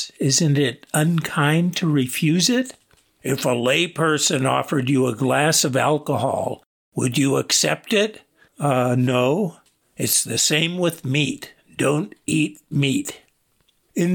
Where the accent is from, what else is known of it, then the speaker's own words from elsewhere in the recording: United States; I was introduced as an American Mahayana priest who was about to be ordained as a Theravada monk.